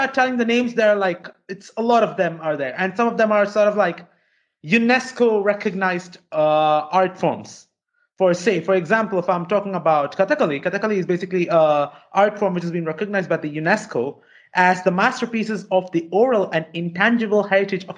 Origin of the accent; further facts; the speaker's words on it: Kerala, India; I'm coming from the southern state of Kerala.